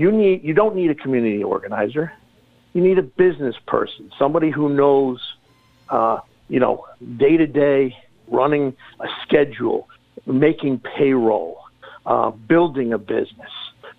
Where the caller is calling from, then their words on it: Warwick, New York, United States; It's …, calling from Warwick.